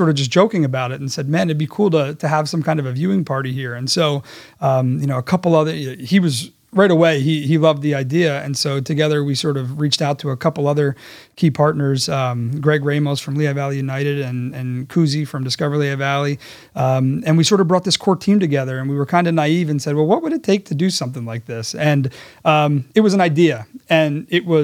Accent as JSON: {"language": "English", "country": "Netherlands", "tie": "born or raised there", "said": "I, I had I'd spent time growing up in the Netherlands."}